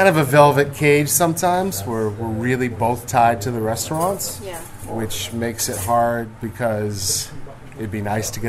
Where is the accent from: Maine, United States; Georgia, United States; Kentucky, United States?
Maine, United States; moved away as an adult; now in Ho Chi Minh City, Vietnam; I grew up in Maine